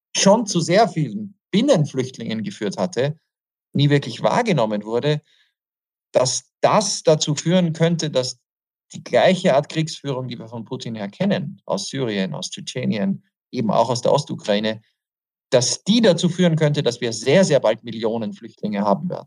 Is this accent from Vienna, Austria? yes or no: yes; Vienna, Austria; moved away; also born or lived in Western Ukraine; Wien der Stadt, wo ich aufgewachsen bin